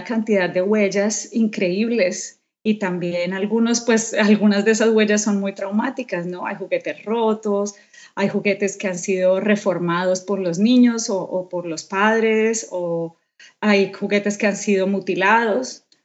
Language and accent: Spanish; Colombia; Yo soy colombiana, …